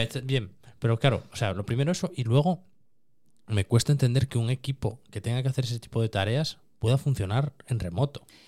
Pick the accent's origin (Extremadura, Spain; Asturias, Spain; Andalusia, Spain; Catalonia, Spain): Asturias, Spain; Cerredo; Cuando me preguntan en Madrid, digo que soy asturiano. Si me preguntan en Oviedo, digo que soy de la zona de Cangas. Y si me preguntan en Cangas, ya es cuando digo que soy de Cerredo